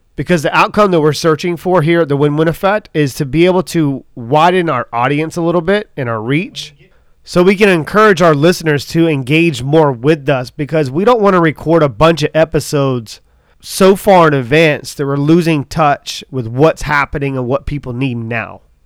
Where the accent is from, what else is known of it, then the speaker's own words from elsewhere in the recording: Charleston, South Carolina, United States; I'm from Charleston, South Carolina